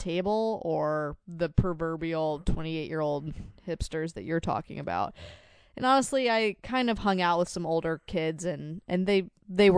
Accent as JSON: {"language": "English", "town": "Fredericksburg", "region": "Virginia", "country": "United States", "tie": "born or raised there", "moved": "yes", "said": "I grew up in Fredericksburg, Virginia"}